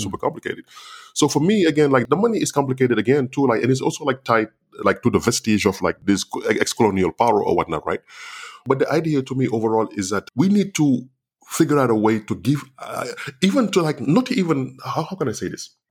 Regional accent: Senegal; first language Wolof; English is a second language; moved away; growing up in, in Senegal

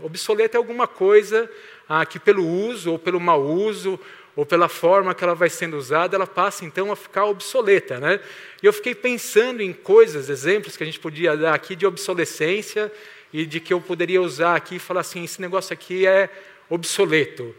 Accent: Santo André, São Paulo, Brazil; moved away as an adult; also born or lived in Mauá / São Bernardo do Campo; now in Maringá, Brazil; eu nasci aqui em Santo André, eu sou santo andréense, acho que é assim que fala. Ah, morei 46 anos por aqui, nessa região

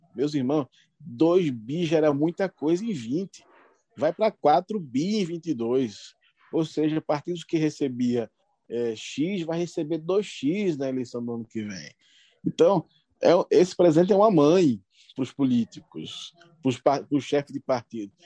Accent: Carpina, Pernambuco, Brazil; Carpi, na minha terra

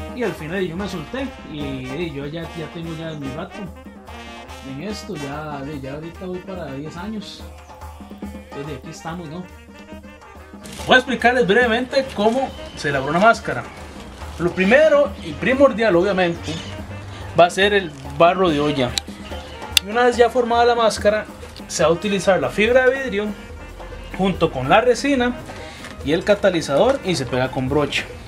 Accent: Desamparados, San José, Costa Rica; soy mascarero de San Juan de Dios Desamparado. Mi abuelo fue el que me compró la primera máscara, yo tenía 9 años

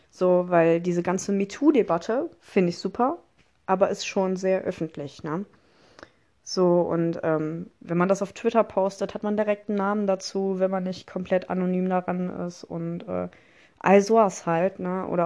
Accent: Mönchengladbach, North Rhine-Westphalia, Germany; Ich komme aus Mönchengladbach. Ich bin äh, 19 Jahre alt.

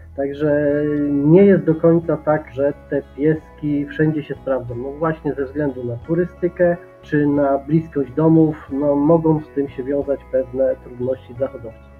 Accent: Subcarpathian Voivodeship, Poland; u nas na Podkarpaciu

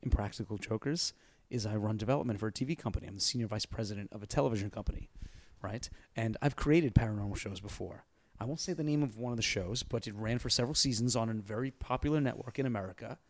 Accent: New York, United States; I'm a New Yorker

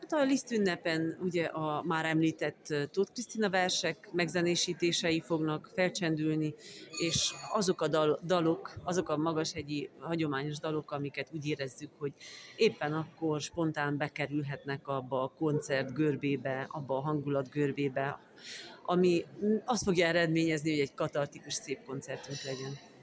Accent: Transylvania, Romania; accent: Transylvanian; Én erdélyi vagyok, e, ez kiderül a hangszínemből és az ízességéből

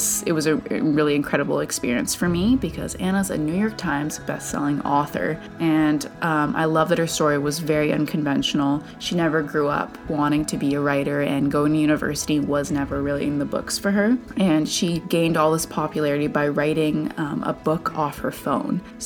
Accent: Vancouver, British Columbia, Canada; I'm from Vancouver, Canada

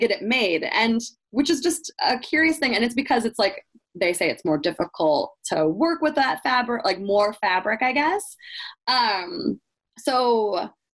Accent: Iowa, United States; growing up in Iowa, my family, everybody's here for my family still

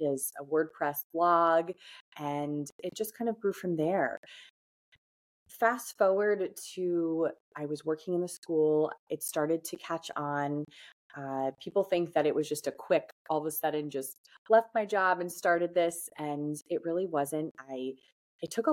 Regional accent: New Jersey, United States; also born or lived in Hoboken, New Jersey; I grew up in North Jersey

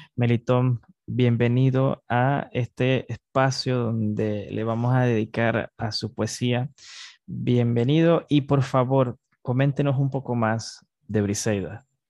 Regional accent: Panama

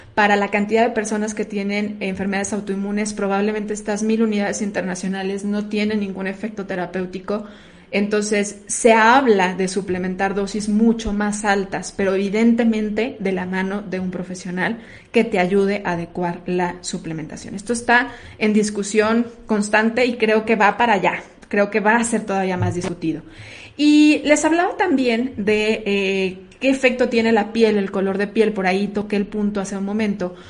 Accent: Mexico; la mayoría de los mexicanos, no hablo de todo porque somos una, una raza una raza mestiza

